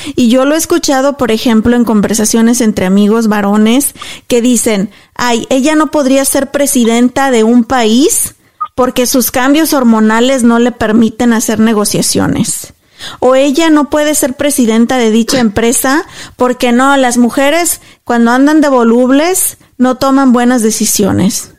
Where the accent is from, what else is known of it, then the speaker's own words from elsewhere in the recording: Mexico; moved away as an adult; cuando me vine de México dejé todo allá